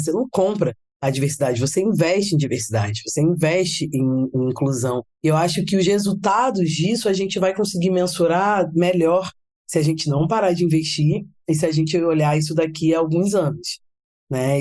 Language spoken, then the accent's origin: Portuguese; Rio de Janeiro, Brazil; sou carioca